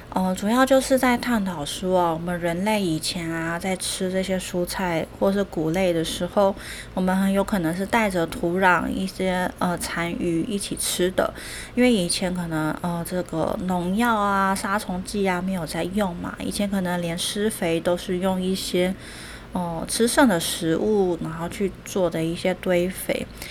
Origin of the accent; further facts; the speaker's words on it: Taiwan; 我们台湾也是这样哦。